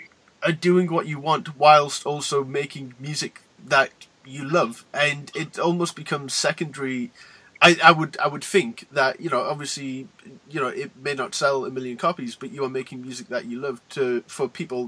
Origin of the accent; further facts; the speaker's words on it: Newcastle upon Tyne, North East England, United Kingdom; I'm from Newcastle in the UK, but I kind of feel in my own way more a part of the LA scene than I am sort of locally.